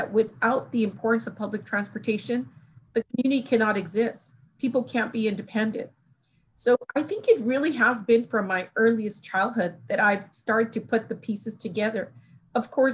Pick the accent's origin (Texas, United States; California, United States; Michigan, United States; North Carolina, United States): California, United States; Los Angeles; moved away; I grew up in Los Angeles